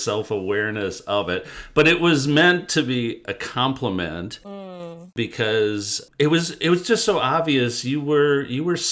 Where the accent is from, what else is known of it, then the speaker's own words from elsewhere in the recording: Detroit, Michigan, United States; I grew up in Detroit